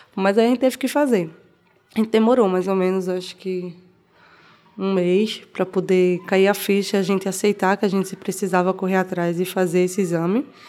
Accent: Belo Jardim, Pernambuco, Brazil; moved away as an adult; now in Recife, Brazil; Eu nasci em Belo Jardim. Eu sou de Belo Jardim, é o interior daqui de Pernambuco.

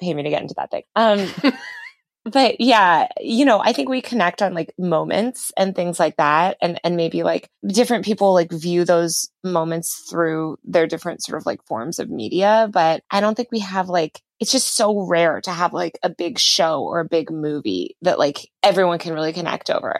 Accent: New York City, New York, United States; moved away; I'm from New York City originally where there's a lot of different cultures and neighborhoods

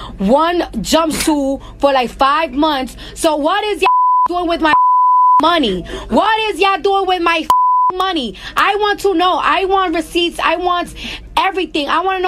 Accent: New York City, New York, United States; I'm from New York

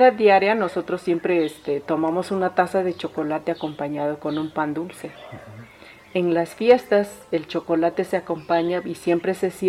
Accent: Teotitlán del Valle, Oaxaca, Mexico; soy originaria de Teotitlán del Valle

